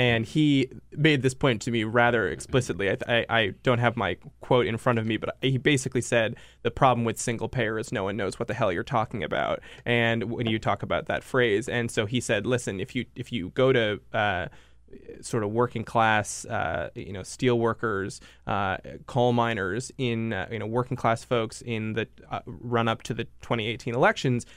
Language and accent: English; Rhode Island, United States; I grew up in Rhode Island